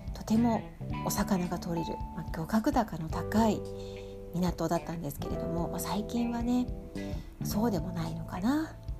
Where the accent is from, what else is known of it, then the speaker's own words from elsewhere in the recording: Tokyo, Japan; moved away as an adult; now in Hokkaido, Japan; 私が東京出身